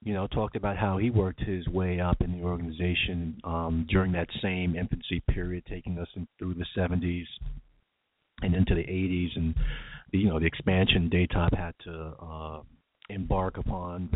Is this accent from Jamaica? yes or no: yes; Jamaica; where I'm from, Jamaica.